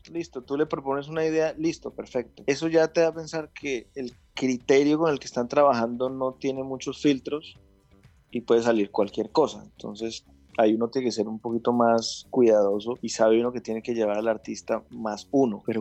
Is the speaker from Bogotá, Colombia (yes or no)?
yes; Bogotá, Colombia; yo creo, como, buen rolo. hasta que me, casé con una caleña.